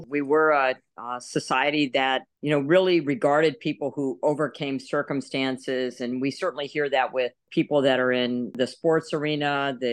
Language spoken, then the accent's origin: English; Texas, United States; So we traveled around a lot, but we mostly lived in Texas. And I say I grew up outside of San Antonio in a very small town.